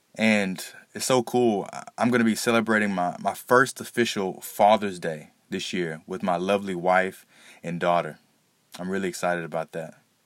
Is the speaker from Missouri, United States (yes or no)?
no; Texas, United States; born and raised in Texas